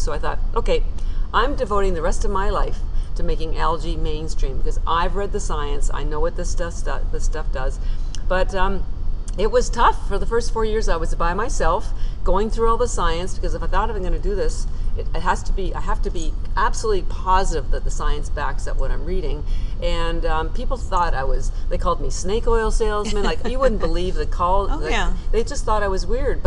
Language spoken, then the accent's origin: English; Canada; moved away as an adult; now in Boston, United States